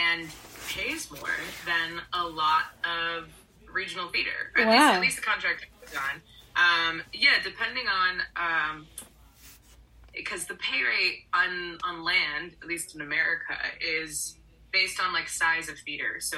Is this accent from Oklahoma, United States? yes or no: no; Orlando, Florida, United States; I grew up in Orlando, Florida.